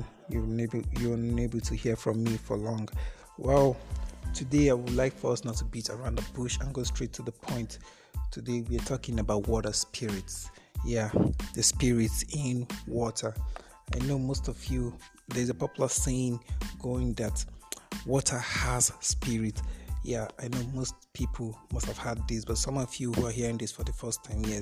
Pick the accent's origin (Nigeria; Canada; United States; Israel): Nigeria; Okene, Kogi; Okene, which is my hometown